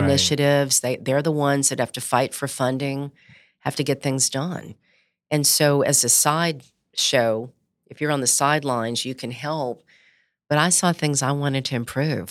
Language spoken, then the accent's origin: English; Baton Rouge, Louisiana, United States; I grew up in Baton Rouge